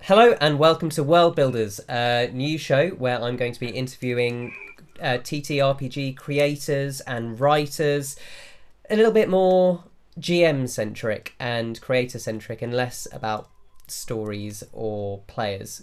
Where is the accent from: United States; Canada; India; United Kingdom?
United Kingdom; England; accent: English; we look English and we sound English, mm-hmm. but we grew up in homes that weren't English.